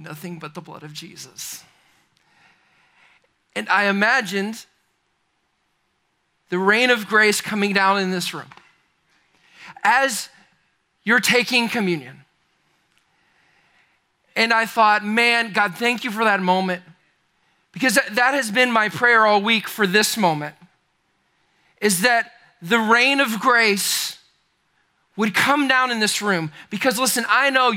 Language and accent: English; Charlotte, North Carolina, United States; I'm from Charlotte, North Carolina.